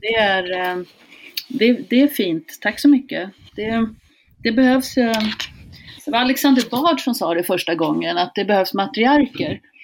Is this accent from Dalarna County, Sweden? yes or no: no; Hälsingland, Gävleborg County, Sweden; also born or lived in Canada; Jag kommer från Hälsingland, här har folk bott i tusentals år